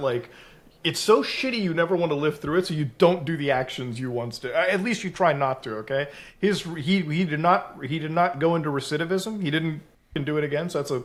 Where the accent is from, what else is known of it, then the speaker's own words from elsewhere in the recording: Canada; as a Canadian